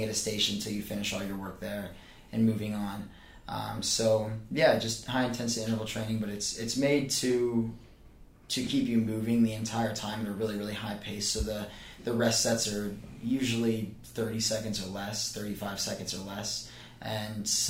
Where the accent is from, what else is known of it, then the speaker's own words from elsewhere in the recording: Pennsylvania, United States; moved away as an adult; now in Charleston, United States; Bucknell University is only about 45 minutes from my hometown